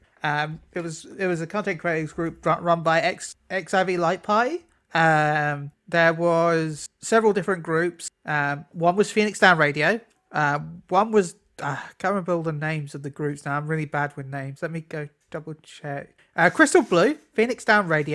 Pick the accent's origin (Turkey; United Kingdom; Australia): United Kingdom; I'm British